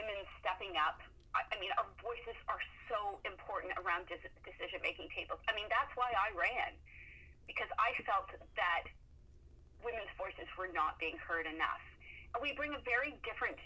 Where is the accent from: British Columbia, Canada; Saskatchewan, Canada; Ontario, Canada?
Ontario, Canada; near London; now in Moncton, Canada; I grew up near London, Ontario